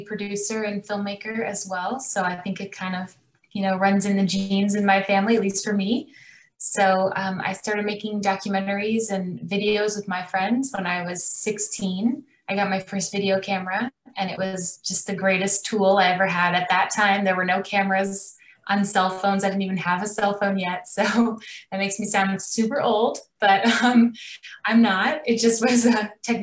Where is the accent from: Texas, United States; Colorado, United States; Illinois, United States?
Illinois, United States; Chicago; now in Los Angeles, United States; I grew up in Chicago. I live in Los Angeles now